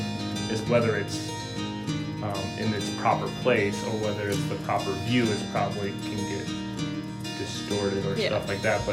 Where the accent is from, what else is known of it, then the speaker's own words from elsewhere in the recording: Eau Claire, Wisconsin, United States; also born or lived in North Dakota / Minneapolis; from the Eau Claire, Wisconsin